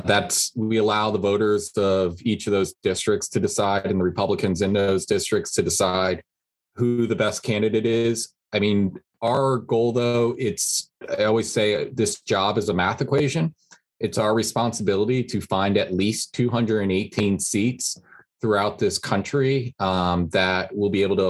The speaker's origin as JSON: {"language": "English", "region": "Connecticut", "country": "United States", "tie": "born or raised there", "also_born_or_lived": "Quechee, Vermont", "moved": "yes", "said": "I'm originally from Connecticut. I grew up with Nancy Johnson as my representative"}